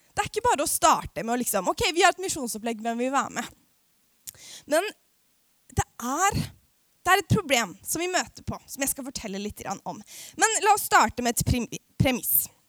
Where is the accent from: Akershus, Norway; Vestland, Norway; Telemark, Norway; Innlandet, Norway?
Akershus, Norway; Aurskog-Høland; jeg kommer jo fra Norges styggeste bygd, som heter Aurskog-Høland på Østlandet